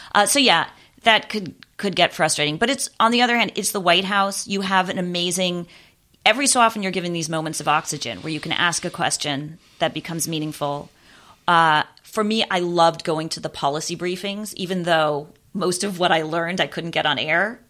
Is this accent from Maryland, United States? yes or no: no; Los Angeles, California, United States; moved away as an adult; also born or lived in Orlando, Florida; I grew up in West Los Angeles